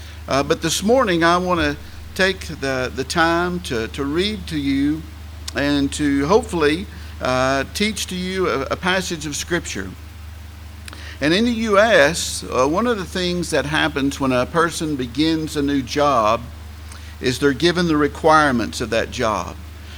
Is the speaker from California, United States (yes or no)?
no; Tennessee, United States; accent: Southern English; Probably the majority of folks do, and I am from Tennessee in the U.S.